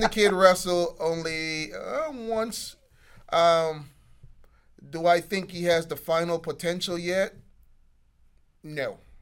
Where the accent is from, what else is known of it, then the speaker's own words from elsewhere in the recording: Jamaica; I'm Jamaican